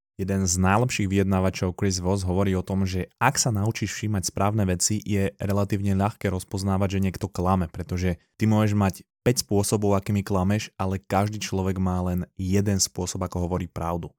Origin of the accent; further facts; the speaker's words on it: Slovakia; ja som bol zo Slovenska